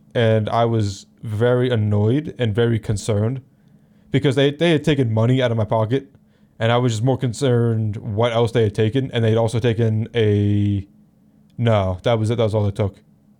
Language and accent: English; Philadelphia, Pennsylvania, United States; I grew up around Philly.